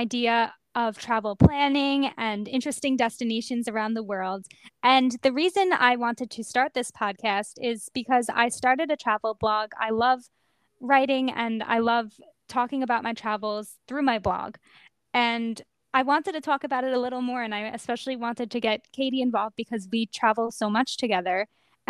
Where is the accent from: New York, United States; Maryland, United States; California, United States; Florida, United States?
New York, United States; Long Island; I was born and raised on Long Island, New York